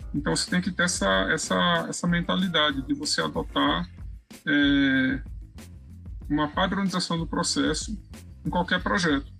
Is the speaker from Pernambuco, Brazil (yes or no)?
yes; Recife, Pernambuco, Brazil; eu sou de Pernambuco, é, Recife, né, capital